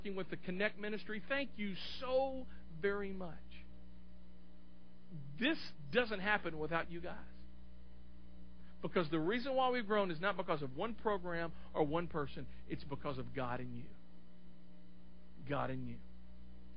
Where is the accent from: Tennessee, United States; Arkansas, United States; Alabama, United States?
Tennessee, United States; Clarksville; I grew up here in Clarksville